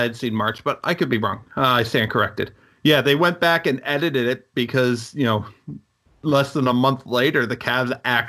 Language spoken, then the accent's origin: English; Northeast Ohio, United States; growing up in Northeast Ohio